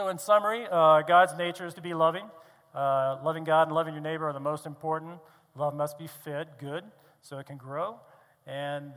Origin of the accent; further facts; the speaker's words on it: East Coast, United States; I grew up on the East Coast